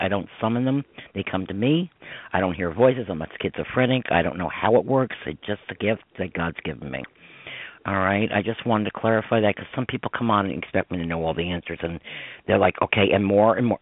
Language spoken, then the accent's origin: English; Croton-on-Hudson, New York, United States; I grew up in Croton on Hudson, New York